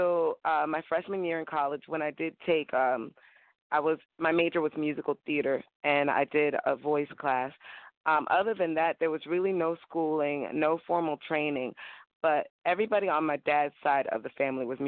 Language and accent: English; Miami, Florida, United States; also born or lived in New Orleans / Southeast Asia / Fort Lauderdale; I was born and raised in Miami, and now I'm in Fort Lauderdale, same thing